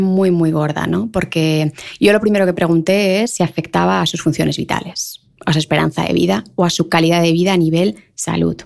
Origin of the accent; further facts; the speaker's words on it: Leganés, Community of Madrid, Spain; yo de Leganés, en el lujo del lujo